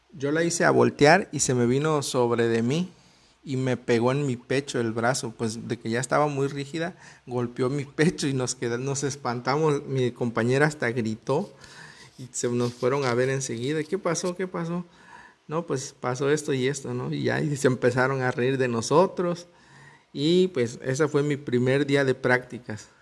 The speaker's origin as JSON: {"language": "Spanish", "region": "Veracruz", "country": "Mexico", "said": "yo soy de Veracruz, México"}